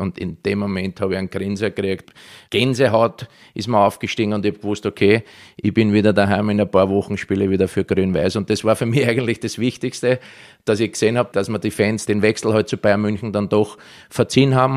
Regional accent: Vienna, Austria; accent: Viennese dialect; moved away as an adult; also born or lived in Israel / Germany; mein Heimatland Österreich

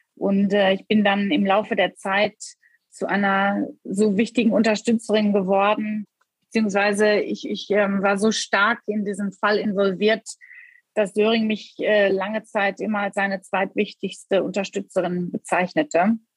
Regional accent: Germany; moved away as an adult; now in London, United Kingdom; Ich bin eine Deutsche, die ähm, seit ja, knapp 17 Jahren in Großbritannien lebt.

